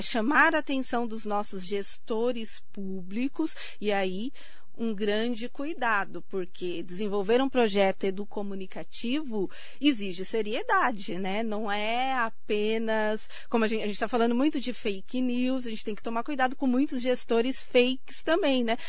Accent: Suzano, São Paulo, Brazil; no bairro onde eu nasci, que é ali próximo hoje onde é a sede da Secretaria de Educação de Suzano

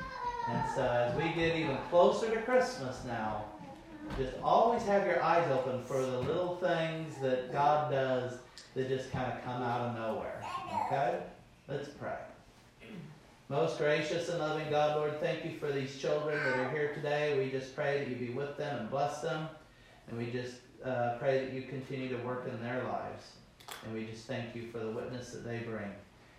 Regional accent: Houston, Missouri, United States; born there; Me, I was born in Houston, Missouri. And if you want to get really specific, Houston, Missouri, Texas County.

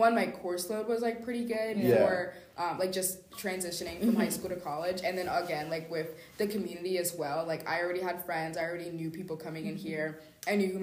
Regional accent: Maryland, United States; moved away as an adult; I'm from Maryland

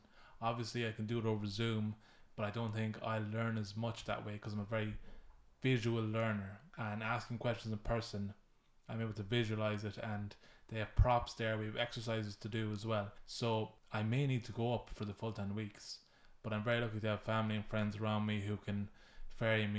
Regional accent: Mayo, Connacht, Ireland; I'm from Mayo

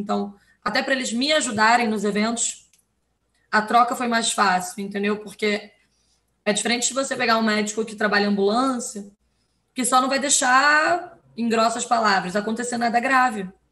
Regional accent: Rio de Janeiro, Brazil; Rio de Janeiro, né? De onde eu sou

